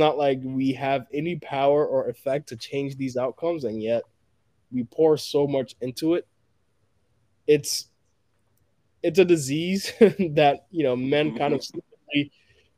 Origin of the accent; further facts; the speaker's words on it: Ghana; moved away; I was born in Ghana